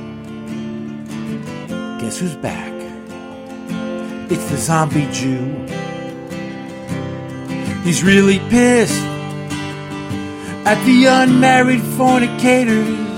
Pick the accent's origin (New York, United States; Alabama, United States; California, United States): New York, United States; New York City; I'm from New York City, so there wasn't a lot, religion wasn't there